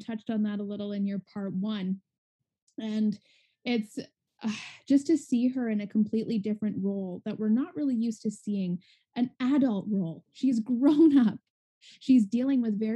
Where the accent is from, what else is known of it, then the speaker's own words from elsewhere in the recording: Ontario, Canada; am from Ontario, Canada